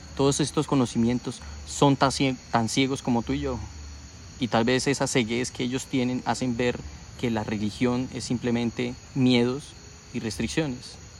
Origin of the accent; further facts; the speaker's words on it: Colombia; nosotros tenemos aquí en Colombia